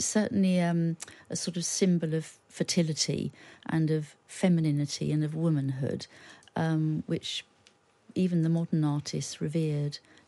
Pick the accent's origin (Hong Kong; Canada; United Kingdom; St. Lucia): United Kingdom; And as a Brit, you can feel quite ashamed of that.